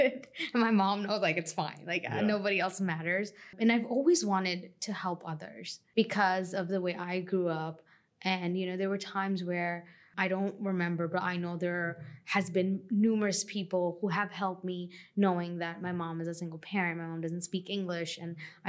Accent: Long Island, New York, United States; moved away; I'm from Long Island originally. And I grew up with a single parent

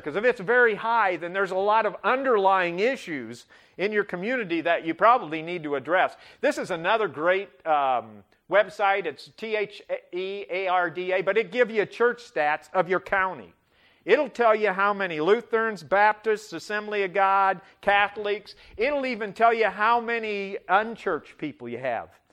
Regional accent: Butte, Nebraska, United States; moved away; I grew up in Butte, Nebraska, population five hundred and twenty.

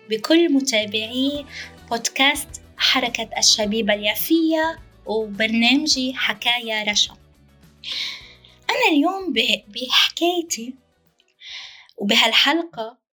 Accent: Jaffa, Palestine; now in Lebanon; أنا في الشتات العربي طبعا أنا فلسطينية من يافا وأعيش الآن حاليا في لبنان أنا في الشتات العربي

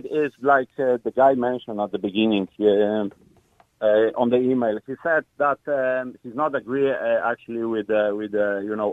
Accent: Poland; English is a second language; Uh, I'm originally from Poland. You know, so I had English for some time, but you know it's completely different uh, way of uh, lear- learning or teaching

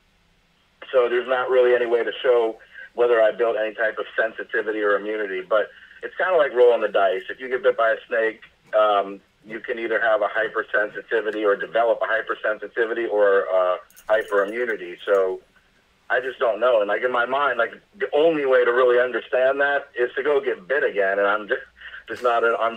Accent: Fort Lauderdale, Miami area, South Florida, United States; also born or lived in Hialeah, Florida; now in Punta Gorda, United States; I'm originally from Fort Lauderdale, Miami area, over on the East Coast.

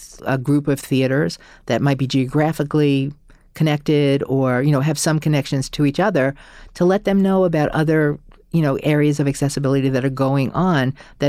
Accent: New York, United States; I think, you know, especially I'm a New Yorker, and especially in a city like New York, which is so big and vast

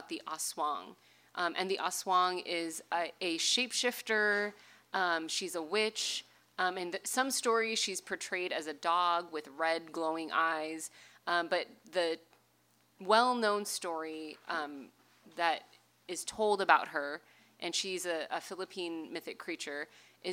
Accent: Bay Area, California, United States; I grew up in the Bay Area

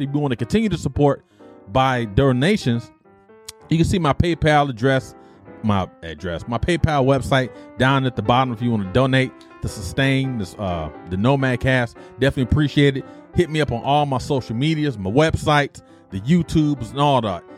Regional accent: Detroit, Michigan, United States; my nostalgic memories growing up in Detroit

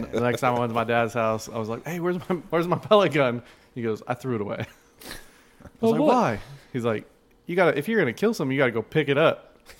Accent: Arizona, United States; I grew up in Arizona

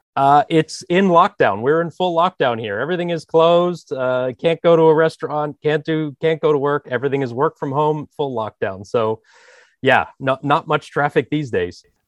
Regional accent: Philadelphia, Pennsylvania, United States; moved away as an adult; now in Amsterdam, Netherlands; I'm American. I'm from Philly. So, uh, you know, I spent a long time there living in the Philadelphia area

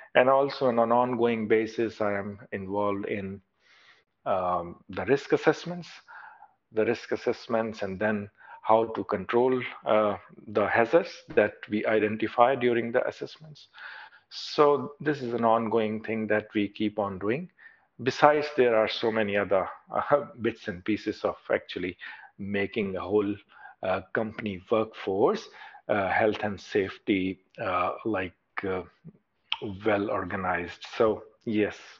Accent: Pakistan; moved away as an adult; now in Australia; I was working in, in my home country as a consultant

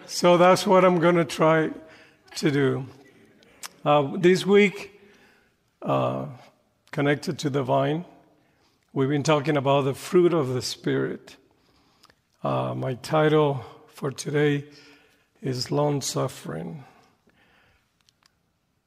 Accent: Panama; English is a second language; moved away as an adult; now in United States; I'm from Panama. Panama is a little country in Central America, and they speak Spanish. I've been in the States about close to 30 years now

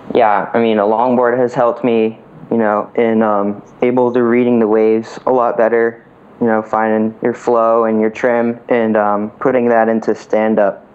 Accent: Winter Park, Florida, United States; I was born and raised in Winter Park, Florida, small little town about an hour away from the ocean

